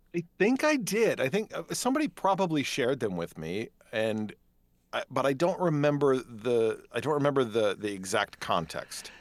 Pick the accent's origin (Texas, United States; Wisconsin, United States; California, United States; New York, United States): Wisconsin, United States; Dodgeville; moved away as an adult; also born or lived in Madison, Wisconsin / Kenosha, Wisconsin; now in Prairie du Sac, United States; I was born and raised in Dodgeville, Wisconsin